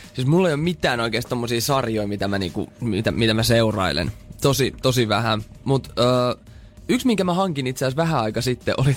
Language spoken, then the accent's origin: Finnish; Turku, Southwest Finland, Finland; accent: Turku dialect; mä puhun Fluently Turun murretta